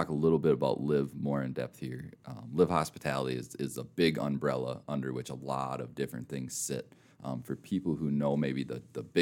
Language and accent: English; Minnesota, United States; accent: slight accent; now in Rapid City, United States; I'm from Minnesota originally, which maybe you can tell by the slight accent